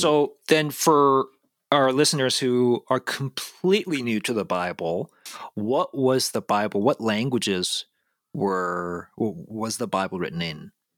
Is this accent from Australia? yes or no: no; South Korea; moved away; I'm an immigrant, I was born and raised in South Korea